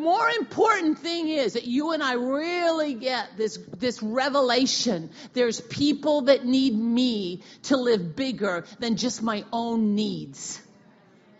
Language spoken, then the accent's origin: English; Wenatchee, Washington, United States; I'm from Wenatchee